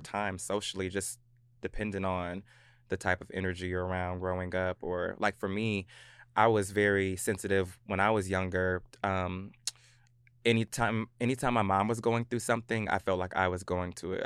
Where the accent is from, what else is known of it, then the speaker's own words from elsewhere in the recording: Clarksville, Tennessee, United States; also born or lived in Virginia / Germany / Hawaii; Clarksville, Tennessee